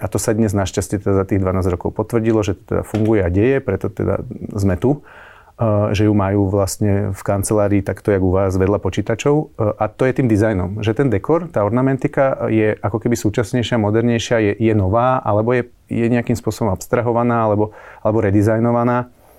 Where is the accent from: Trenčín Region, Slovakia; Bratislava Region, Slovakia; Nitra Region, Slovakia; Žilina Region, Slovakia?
Bratislava Region, Slovakia; Modra; u nás v Modre